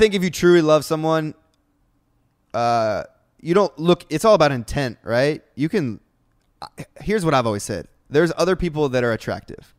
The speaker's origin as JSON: {"language": "English", "region": "Ohio", "country": "United States", "moved": "yes", "lives_now": "Los Angeles, United States", "said": "I was from Ohio, and all I knew was Ohio, and then I moved out here"}